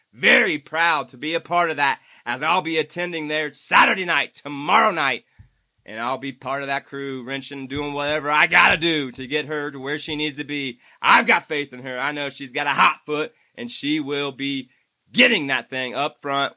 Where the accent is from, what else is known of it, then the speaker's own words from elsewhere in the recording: Indiana, United States; my home state